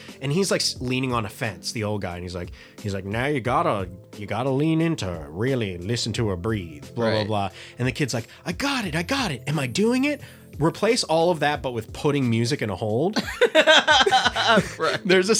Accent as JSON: {"language": "English", "country": "Trinidad & Tobago", "said": "I'm from Trinidad. Technically, I want to make sure we're doing our regions. Fuck. I'm Trinidadian."}